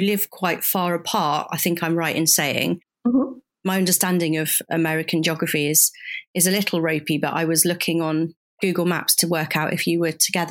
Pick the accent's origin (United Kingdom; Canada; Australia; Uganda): United Kingdom; Midlands; now in South West England, United Kingdom; I'm from the Midlands originally, although I live down in the Southwest now